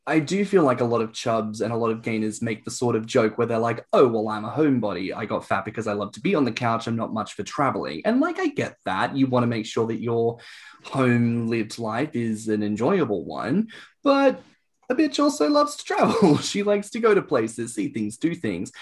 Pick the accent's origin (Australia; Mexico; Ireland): Australia; now in United Kingdom; as an Australian